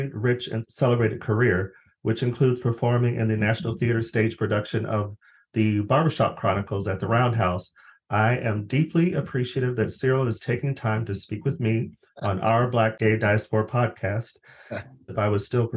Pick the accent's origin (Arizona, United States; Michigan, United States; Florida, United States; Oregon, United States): Arizona, United States; moved away; also born or lived in Los Angeles; I'm from Arizona, I lived in LA for years